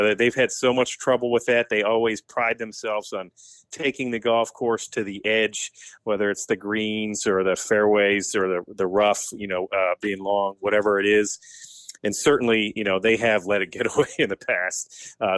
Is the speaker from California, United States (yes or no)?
no; Bristol, Rhode Island, United States; moved away; I grew up in Bristol, Rhode Island